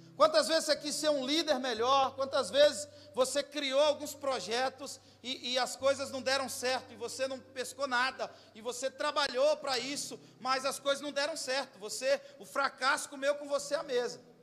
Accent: Goiás, Brazil; eu sou lá do estado de Goiás, mas falo português

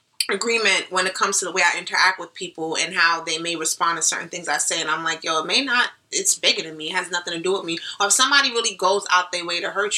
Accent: New York City, New York, United States; I'm from the Bronx

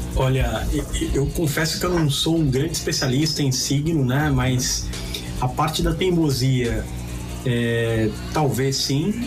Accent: Santos, São Paulo, Brazil; Eu fui criado na Vila Belmiro

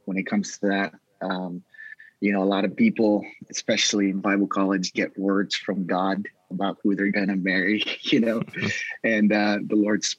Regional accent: New York City, New York, United States; moved away as an adult; now in California, United States; I am originally from New York. I was born in Brooklyn. My father actually pastors a church out there. It's a Spanish church. And so I was born and raised there

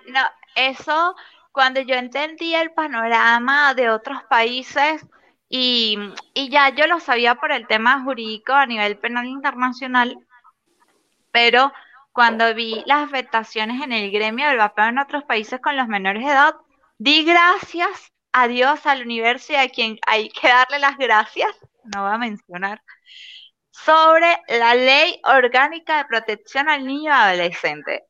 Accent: Venezuela

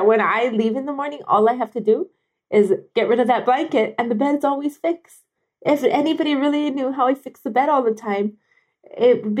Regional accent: Kailua-Kona, Hawaii, United States; born or raised there

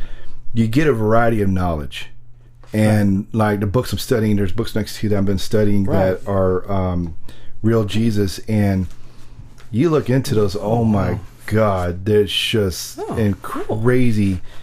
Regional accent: Texas, United States; I'm a Texan

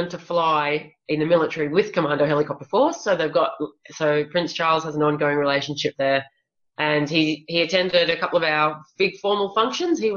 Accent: Australia; he made a comment about me being Australian and what was I doing there, pretty much.

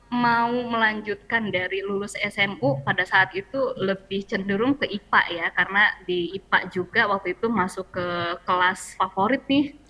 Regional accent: Jambi, Indonesia; sih dulu karena waktu kecil aku kelahiran Jambi di Jambi itu nenek pernah uh, beliin piano kecil

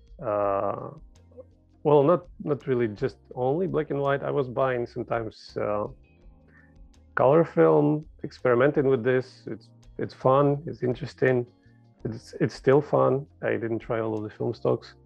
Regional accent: Ukraine; moved away as an adult; now in Prague, Czech Republic; I am from Ukraine originally, but moved with my family here 6 years ago, I guess, already, to Czech Republic, Prague.

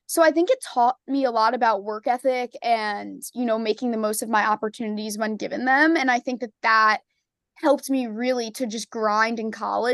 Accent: New York, United States; I'm a Knicks fan because I'm from New York, but I can't say I'm too dedicated.

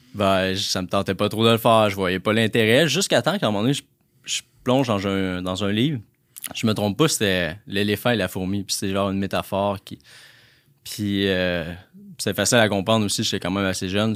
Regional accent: La Tuque, Quebec, Canada; moved away; je viens de Latuc. Les gens qui connaissent Latuc, c'est euh, une petite région, une petite ville, dans le fond, à deux heures de Trois-Rivières dans le bois

